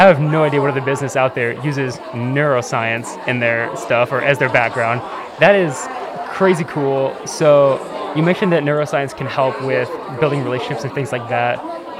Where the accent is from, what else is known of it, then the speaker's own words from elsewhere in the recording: Dubuque, Iowa, United States; I'm from Dubuque, Iowa.